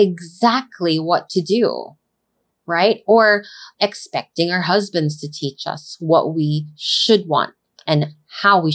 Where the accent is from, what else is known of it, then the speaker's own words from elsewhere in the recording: Philippines; Growing up in the Philippines